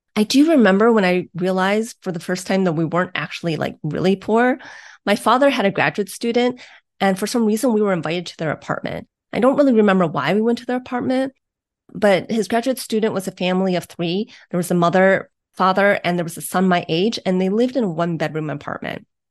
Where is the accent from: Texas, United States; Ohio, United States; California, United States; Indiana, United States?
Ohio, United States; Beachwood; I grew up in Beechwood, Ohio, which is a, a suburb on the east side of Cleveland, Ohio.